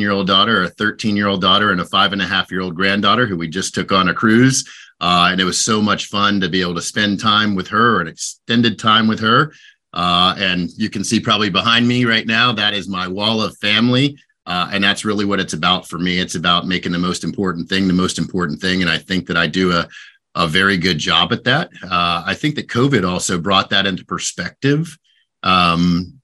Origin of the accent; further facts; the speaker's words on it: Orlando, Florida, United States; also born or lived in North Carolina / Lake Mary, Florida; I grew up in Orlando, so I'm just north of Orlando, based out of Lake Mary now. I am a native of Florida, which is kind of rare